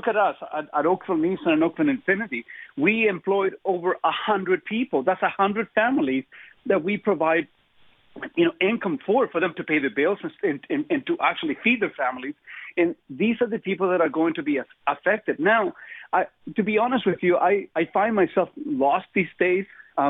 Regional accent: Chile; English is a second language; I come from Chile. You know, we came out of a communist regime. We went into a military dictatorship.

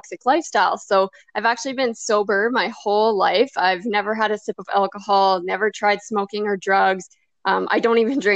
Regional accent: Saskatchewan, Canada; I'm from Saskatchewan, Canada

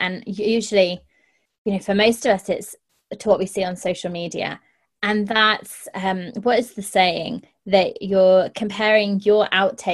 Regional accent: United Kingdom; I'm a Brit

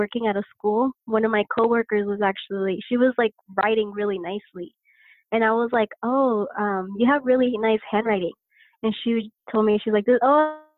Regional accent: Lancaster, California, United States; I was born actually here in Lancaster, California. I'm still here

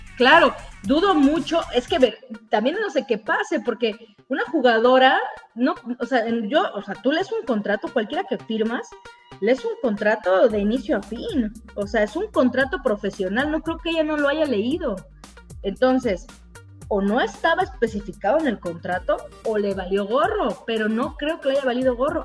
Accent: Veracruz, Mexico; Por de donde soy

